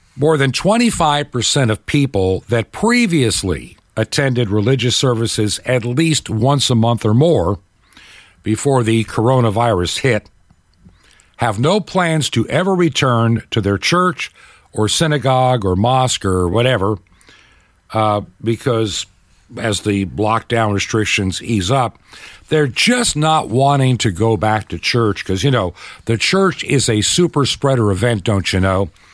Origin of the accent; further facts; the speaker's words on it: United States; as an American